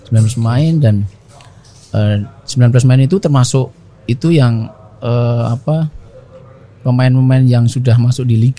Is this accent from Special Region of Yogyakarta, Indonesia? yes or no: yes; Kulon Progo, Special Region of Yogyakarta, Indonesia; awal karir saya di bisa bergabung dengan PSS Sleman yang mulanya memang dari saya asli Kulon Progo